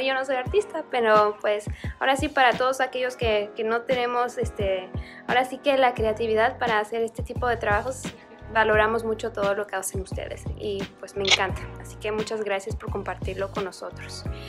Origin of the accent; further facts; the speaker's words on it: Mexico City, Mexico; chilanga como yo.